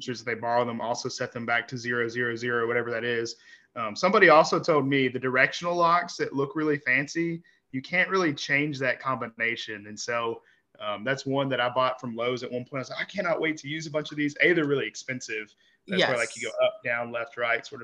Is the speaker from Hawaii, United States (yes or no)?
no; Kentucky, United States; I'm from Kentucky